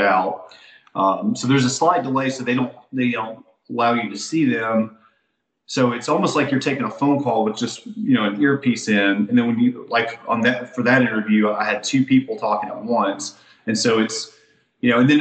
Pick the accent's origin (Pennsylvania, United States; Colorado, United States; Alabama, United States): Alabama, United States; I'm still from Alabama